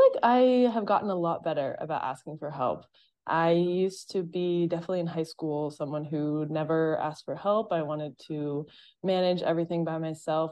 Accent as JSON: {"language": "English", "region": "Massachusetts", "country": "United States", "tie": "born or raised there", "also_born_or_lived": "Boston", "moved": "as an adult", "said": "I grew up in Massachusetts as well, so, like, I'd literally been there for twenty-three years in that state"}